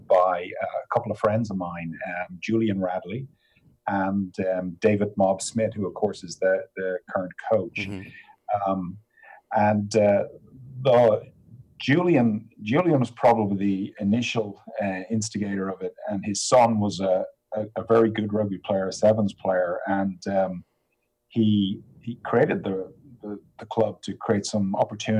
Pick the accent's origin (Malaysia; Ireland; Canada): Ireland; moved away as an adult; also born or lived in United States; now in England; I grew up in Ireland